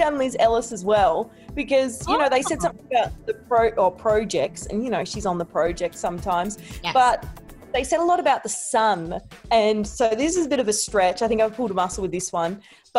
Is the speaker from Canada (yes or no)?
no; Australia; Me and Isaiah are actually from the same hometown. There's like 5,000 people who live there.